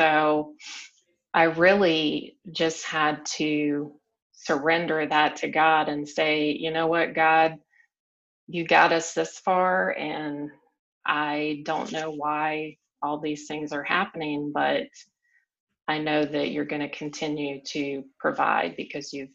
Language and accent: English; South Carolina, United States; moved away as an adult; But I had lived the same place my entire life. I grew up in the South, in South Carolina